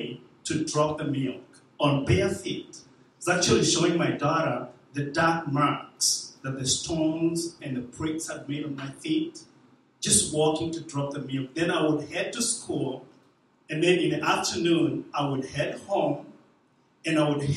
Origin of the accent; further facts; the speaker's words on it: Kenya; moved away; I was born in Kenya, about 40 miles away from the capital city, Nairobi. About 40 miles away